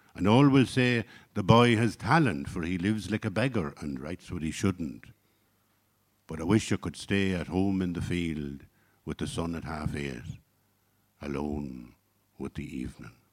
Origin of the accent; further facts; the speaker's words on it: Ireland; I come from Ireland of the sixties and seventies